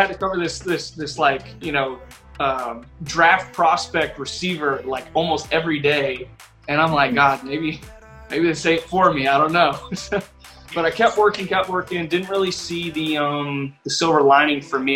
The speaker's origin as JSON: {"language": "English", "town": "Ashburn", "region": "Virginia", "country": "United States", "tie": "born or raised there", "moved": "yes", "said": "I grew up in Northern Virginia, Ashburn, Virginia"}